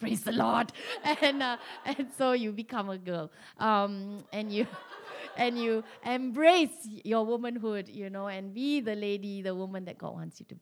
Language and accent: English; Malaysia; being Malaysian